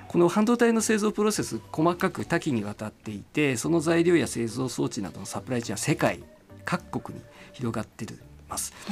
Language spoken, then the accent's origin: Japanese; Tobetsu, Hokkaido, Japan; 私はあの札幌の隣町の東別町というところです。